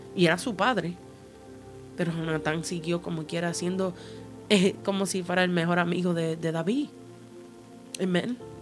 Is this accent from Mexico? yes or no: no; Puerto Rico; also born or lived in Cuba; yo soy eh, puertorriqueña, eh, mitad cubana